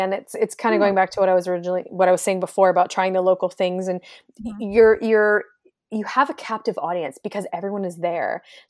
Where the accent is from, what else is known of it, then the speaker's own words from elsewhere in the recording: Langley, British Columbia, Canada; You know, I grew up in the Langley area, Langley Cloverdale area. I literally had never been to North Van before.